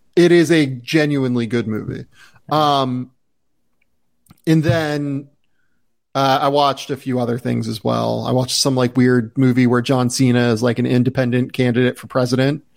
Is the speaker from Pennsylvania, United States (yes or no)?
yes; Pittsburgh, Pennsylvania, United States; I grew up in Pittsburgh, so like I grew up around hockey